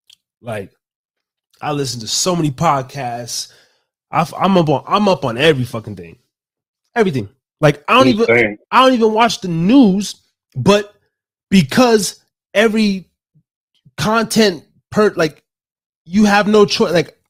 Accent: Reno, Nevada, United States; also born or lived in Las Vegas; I always just say Nevada. And then, oh yeah, where from? And I say, well, you know, I moved from Las Vegas. That's where I was living before I currently came here. But Reno's home, man.

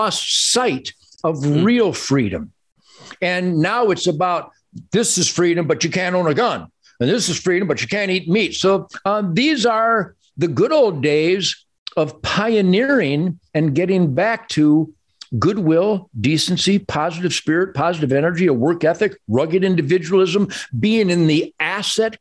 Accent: Detroit, Michigan, United States; I was born in Detroit

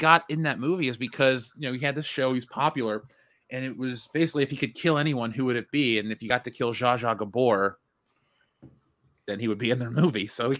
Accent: Ohio, United States; moved away; I come from Ohio where there's a lot of humidity

